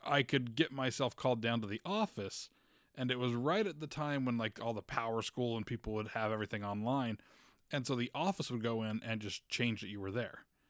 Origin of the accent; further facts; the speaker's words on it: Utah, United States; I grew up in Utah